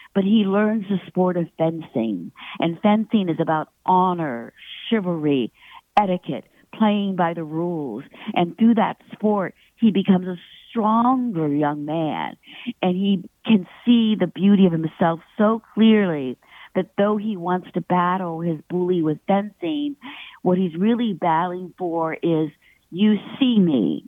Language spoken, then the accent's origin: English; Pittsburgh, Pennsylvania, United States; I was born in Pittsburgh and I was at Carnegie Mellon uh, studying writing